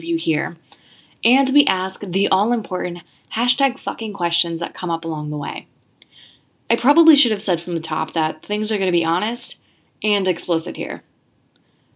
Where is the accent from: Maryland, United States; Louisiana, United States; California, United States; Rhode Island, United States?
Rhode Island, United States; Providence; moved away as an adult; also born or lived in East Coast; in my hometown of Providence, Rhode Island